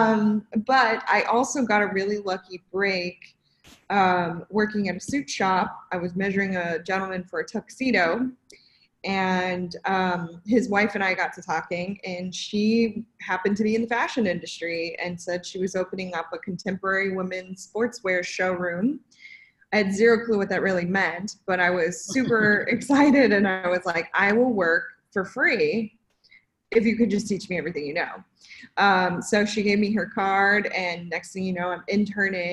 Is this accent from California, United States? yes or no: yes; Redding, California, United States; also born or lived in Bay Area, California; now in Los Angeles, United States; It's called Redding, so that's where I grew up